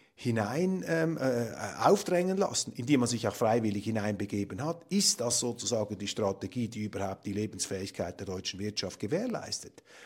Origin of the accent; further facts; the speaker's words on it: Switzerland; als Schweizer